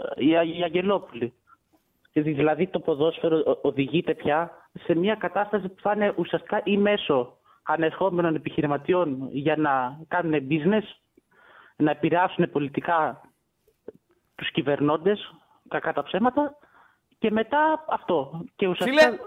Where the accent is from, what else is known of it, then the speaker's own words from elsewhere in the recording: Tripoli, Peloponnese, Greece; είμαι από Τρίπολη